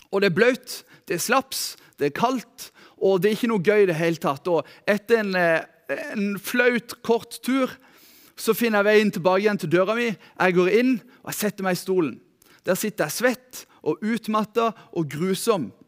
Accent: Lyngdal, Agder, Norway; Jeg er født og oppvokst her i Lyngdal. Eh, oppvokst her i Lyngdal misjonskirke

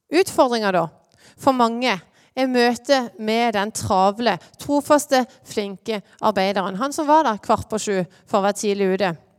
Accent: Lyngdal, Agder, Norway; moved away as an adult; now in Åseral, Norway; Jeg er fra Lyngdal.

